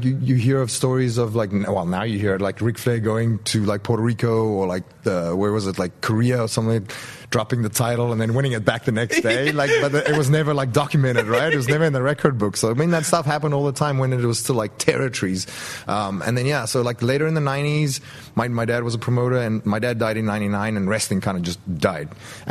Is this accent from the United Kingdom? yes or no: no; South Africa; moved away as an adult; also born or lived in Europe; growing up in South Africa, a third world country, I had a third world passport.